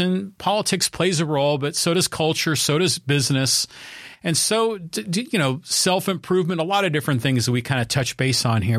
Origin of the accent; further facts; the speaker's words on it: Poway, California, United States; my hometown of Poway